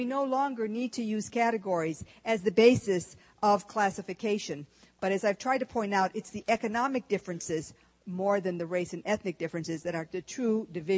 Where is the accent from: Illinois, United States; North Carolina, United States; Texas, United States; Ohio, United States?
Texas, United States; moved away; also born or lived in Michigan; I was born in Texas. Lone Star